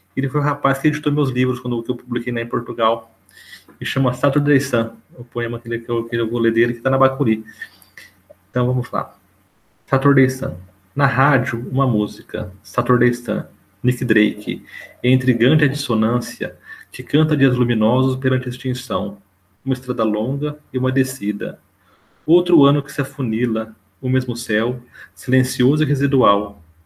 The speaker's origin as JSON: {"language": "Portuguese", "region": "São Paulo", "country": "Brazil", "accent": "paulistanês", "said": "ao meu paulistanês"}